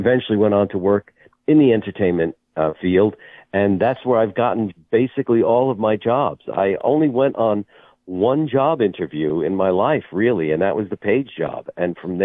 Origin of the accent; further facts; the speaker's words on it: New York City, New York, United States; also born or lived in Manhattan; I am from Brooklyn, New York, and that's where I'm talking to you from now.